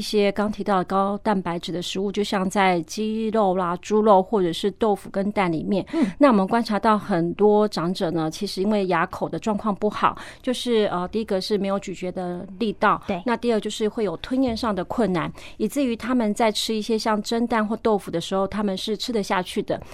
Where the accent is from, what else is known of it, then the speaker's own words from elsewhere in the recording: Taiwan; 我们台湾人